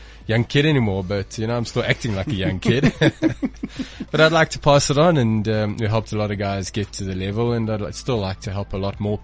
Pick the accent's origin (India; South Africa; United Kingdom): South Africa; Johannesburg, Gauteng; I come from Johannesburg